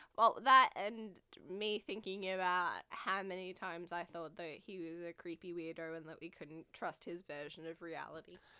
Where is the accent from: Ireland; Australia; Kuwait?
Australia; as an Australian person